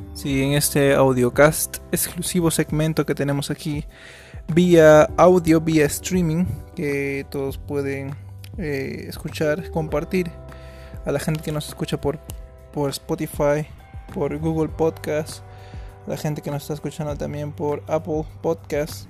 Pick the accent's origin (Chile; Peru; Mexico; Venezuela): Peru; nosotros somos de Perú, acá en Perú